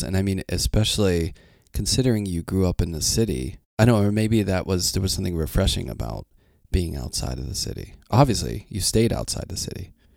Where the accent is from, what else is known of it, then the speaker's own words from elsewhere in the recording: Pittsburgh, Pennsylvania, United States; moved away; I grew up in Pittsburgh, which is not really, like, a big city